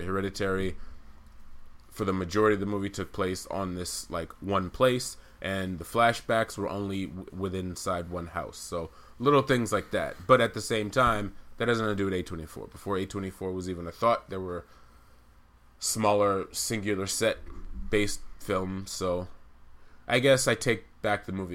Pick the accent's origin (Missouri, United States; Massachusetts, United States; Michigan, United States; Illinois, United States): Massachusetts, United States; Amherst; also born or lived in St. Albans, Queens, New York; We both grew up in Amherst, which is a nice liberal college town